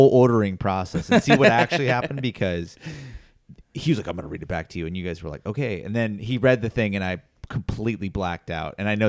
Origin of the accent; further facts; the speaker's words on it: California, United States; I'm from California